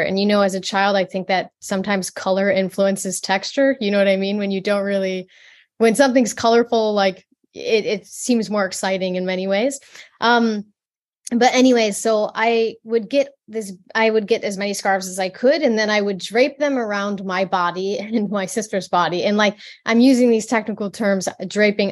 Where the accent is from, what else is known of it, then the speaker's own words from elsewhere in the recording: the Midwest, born in Detroit, Michigan, United States; I grew up in, um, the Midwest. I, I was born in Detroit and raised in, like, the middle of the, the woods, quite literally